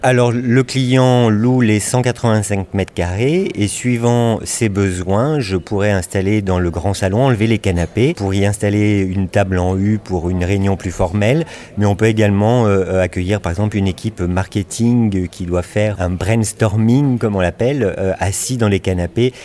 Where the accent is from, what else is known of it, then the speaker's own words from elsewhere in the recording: Lyon, Auvergne-Rhône-Alpes, France; also born or lived in Paris; now in Bordeaux, France; je suis originaire de Lyon, donc de province